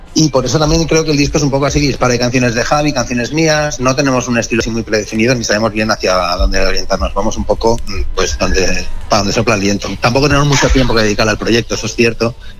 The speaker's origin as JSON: {"language": "Spanish", "town": "Barcelona", "region": "Catalonia", "country": "Spain", "moved": "yes", "lives_now": "Madrid, Spain", "said": "yo soy de Barcelona, pero vivo en Madrid"}